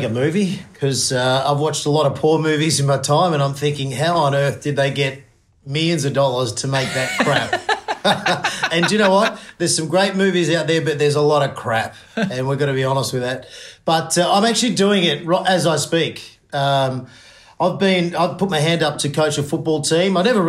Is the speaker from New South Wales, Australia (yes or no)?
yes; Finley, New South Wales, Australia; Yeah, I grew up in Findlay, New South Wales, with my mum, single mother, and an older brother, Andrew, younger brother, Justin